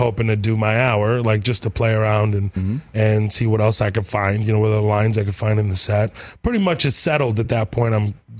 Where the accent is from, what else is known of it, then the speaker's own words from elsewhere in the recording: Texas, United States; I'm from Texas.